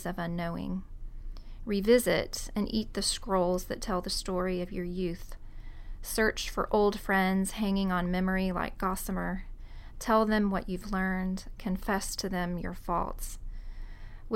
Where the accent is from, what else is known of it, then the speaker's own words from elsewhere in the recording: College Park, Georgia, United States; my hometown, College Park, Georgia